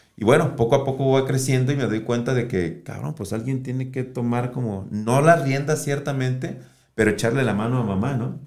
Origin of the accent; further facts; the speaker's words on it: Guadalajara, Jalisco, Mexico; Desde mis cinco años llegué a Miravalle y después de los cinco años, pues ya hasta la fecha